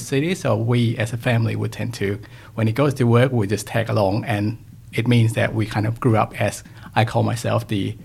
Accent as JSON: {"language": "English", "region": "Bangkok", "country": "Thailand", "tie": "born or raised there", "also_born_or_lived": "New Zealand / United Kingdom", "moved": "yes", "said": "I was born in Bangkok in Thailand"}